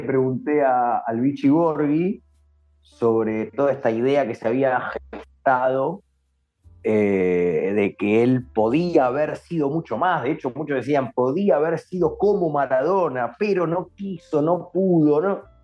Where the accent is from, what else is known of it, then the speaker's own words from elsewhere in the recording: Argentina; somos latinos y sobre todo para qué somos argentinos